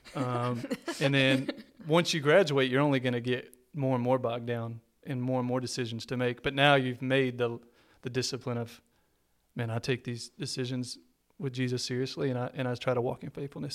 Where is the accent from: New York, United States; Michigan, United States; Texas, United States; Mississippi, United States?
Texas, United States; I'm a Texan